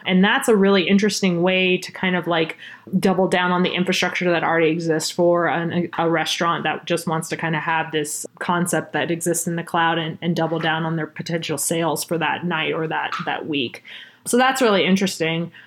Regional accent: Austin, Texas, United States; moved away as an adult; also born or lived in Bay Area, California / Boston; now in Colorado, United States; I was born actually in the Bay Area and was raised in Austin, Texas from the time I was six.

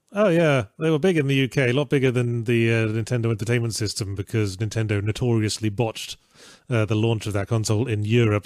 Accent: England, United Kingdom; I'm English

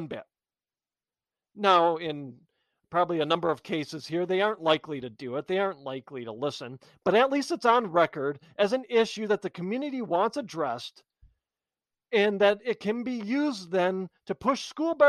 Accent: United States; We are Americans

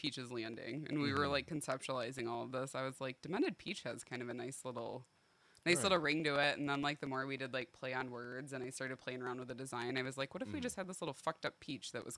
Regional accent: Belding, Michigan, United States; also born or lived in Grand Rapids, Michigan; I grew up in Belding, and then I was 5.5 years at Michigan State

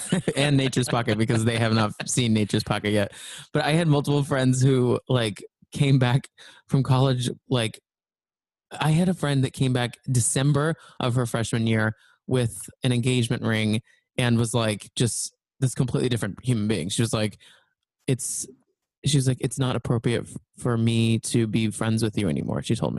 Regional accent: Texas, United States; I also grew up not Mormon, but the town I grew up in Texas was like, I would say like my high school was 25% to 30% Mormon.

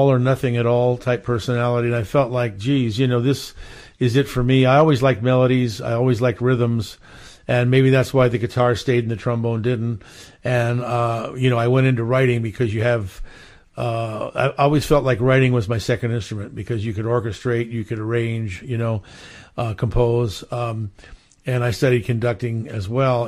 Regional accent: Hawaii, United States; also born or lived in Philadelphia, Pennsylvania / Montclair, New Jersey; now in Los Angeles, United States; I was born in Philly and I grew up in Hawaii.

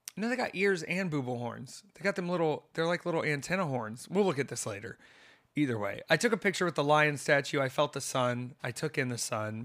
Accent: Myrtle Beach, South Carolina, United States; moved away; I was born in Myrtle Beach, South Carolina.

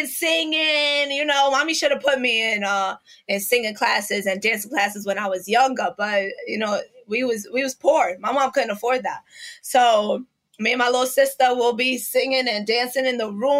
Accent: New York City, New York, United States; I grew up in East New York in Brooklyn

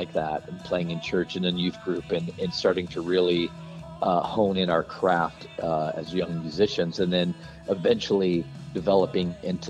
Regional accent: Bend, Oregon, United States; moved away as an adult; also born or lived in Nashville, Tennessee; we moved to Nashville, Tennessee, dude. We loaded up the Ryder truck. We're from Bend, Oregon, and which is a long way from Nashville.

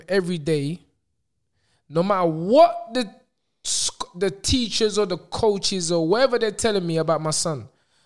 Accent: Nigeria; I have a Nigerian parent. I'm Nigerian

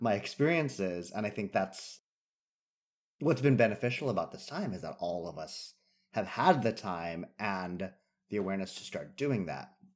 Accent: San Jose, California, United States; now in New York, United States; growing up in California

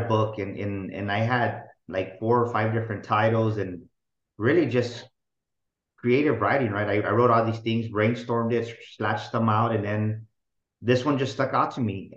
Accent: San Antonio, Texas, United States; I was born and raised here in San Antonio. Love it. Been here all my life.

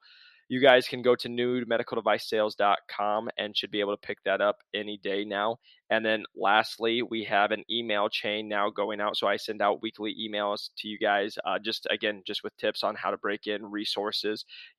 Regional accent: Iowa, United States; So I don't tell people I'm from Iowa anymore. I have to tell them I'm from Arizona because I'm a wimp.

